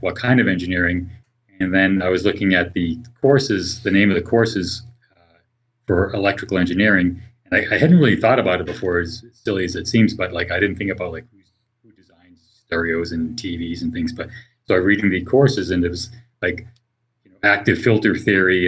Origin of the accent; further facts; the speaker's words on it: Boston, Massachusetts, United States; moved away as an adult; now in California, United States; I'm originally from the Boston area